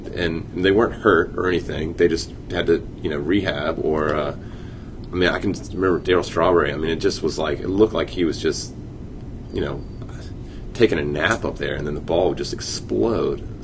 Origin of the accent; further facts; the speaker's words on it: Chesapeake, Virginia, United States; I grew up in Chesapeake